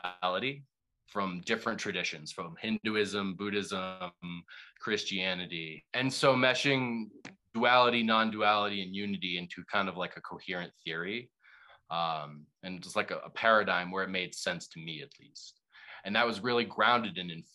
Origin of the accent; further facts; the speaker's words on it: Boston, Massachusetts, United States; growing up in Boston, I was very liberal